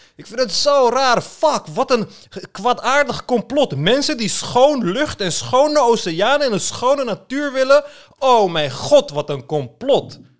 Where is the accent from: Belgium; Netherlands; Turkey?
Turkey; Istanbul; moved away; als klein kind in Istanbul